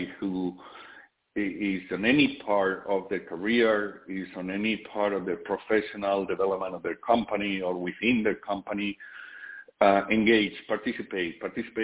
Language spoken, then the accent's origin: English; Spain; born or raised there; now in United States